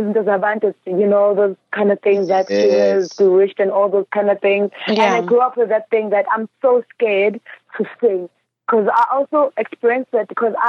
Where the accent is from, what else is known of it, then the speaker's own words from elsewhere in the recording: Johannesburg, Gauteng, South Africa; also born or lived in KwaZulu-Natal; That was the reason for my family to actually move from KZN to Johannesburg. And I grew up in Johannesburg